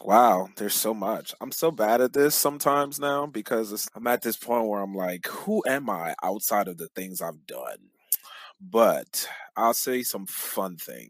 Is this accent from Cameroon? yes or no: yes; Cameroon; moved away; I'm originally from Cameroon, Central Africa